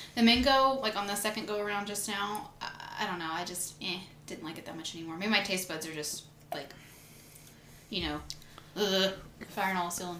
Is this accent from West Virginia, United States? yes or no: no; Louisiana, United States; I was born and raised in Louisiana, but not from New Orleans.